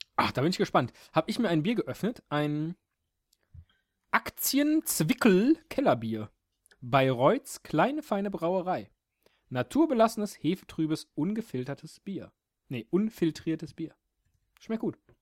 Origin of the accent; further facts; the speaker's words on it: Rhineland, Germany; Ich komme aus dem Rheinland, da sagt man